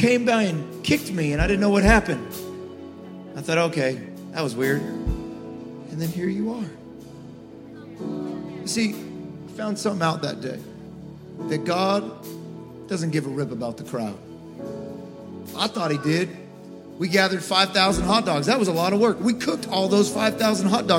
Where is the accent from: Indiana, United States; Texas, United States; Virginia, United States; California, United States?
California, United States; Galt; I'm from Galt, California, great American little town